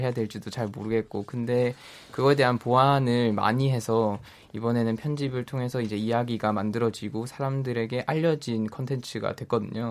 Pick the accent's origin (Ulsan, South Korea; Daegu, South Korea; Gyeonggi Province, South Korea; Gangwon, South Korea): Daegu, South Korea; 저도 지역 대구 지역 출신인데